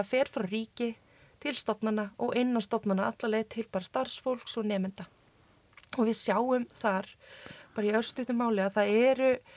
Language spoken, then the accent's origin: Icelandic; Iceland; also born or lived in Chile; kem frá Íslandi